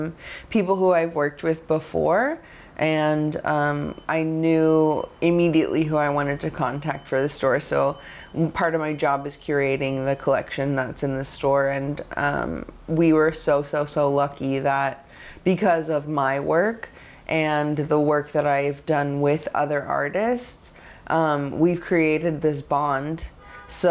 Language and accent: English; Pacific Northwest, United States; and I'm from the Northwest. We both lived in Portland